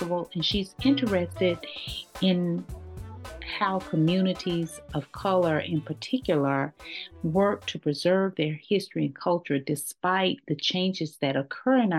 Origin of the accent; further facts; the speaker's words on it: Texas, United States; now in Atlanta, United States; I'm a Texas ATLian